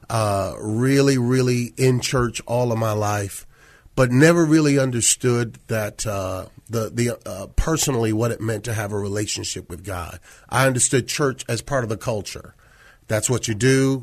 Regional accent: Syracuse, New York, United States; moved away as an adult; also born or lived in Washington, D.C.; now in San Antonio, United States; born and raised in Syracuse

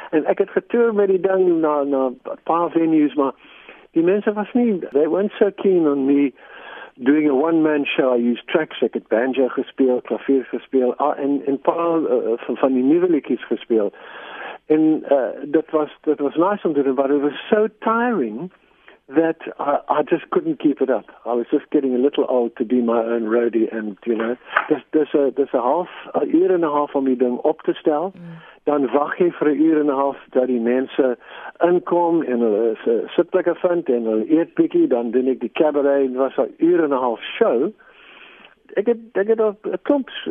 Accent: England, United Kingdom; born there; first language en; Afrikaans is a second language; die ding is ek is eintlik Engels spreker ek am Scots by descent uh, ek is eintlik in Engeland gebore

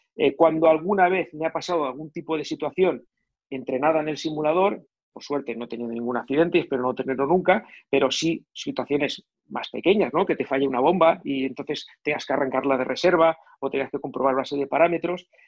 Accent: Catalonia, Spain; also born or lived in near Barcelona; Soy catalán, vivo, vivía cerca de Barcelona

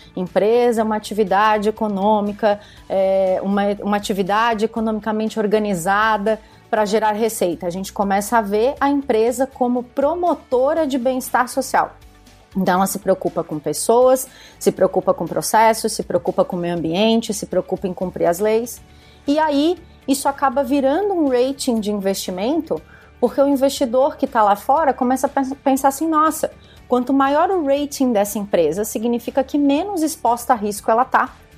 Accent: Criciúma, Santa Catarina, Brazil; moved away as an adult; now in Florianópolis, Brazil; sou de Santa Catarina, moro em Florianópolis há, há 19 anos, mas sou pé preto, como eu, como eu digo para as pessoas, sou, na, sou, natural de Criciúma, que é sul do estado

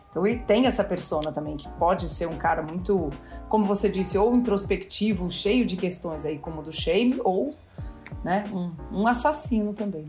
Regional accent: Brazil; a gente é brasileiro

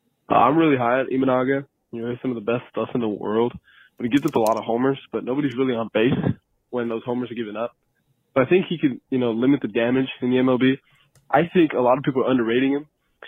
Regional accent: California, United States; I'm from California. I'm 17.

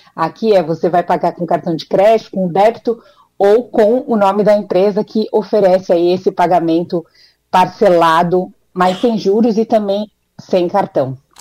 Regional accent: Brazil; now in United States; como boa brasileira

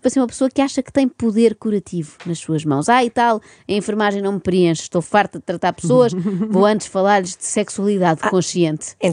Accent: Lisbon, Portugal; venho de Lisboa e tenho 36 anos.

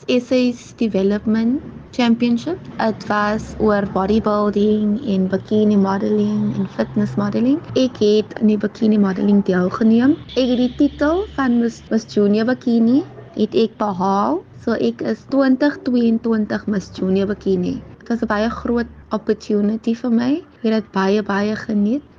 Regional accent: Kraaifontein, Western Cape, South Africa; Ek is van Samowillen Kryfontein

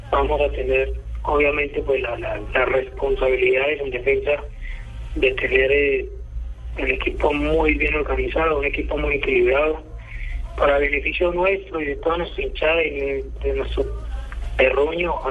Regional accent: Colombia; seguir viviendo y conviviendo como colombianos

